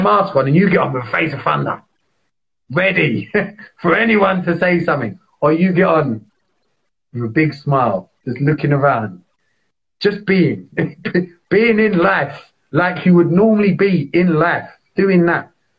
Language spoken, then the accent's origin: English; London, United Kingdom; I grew up in East London. I love East London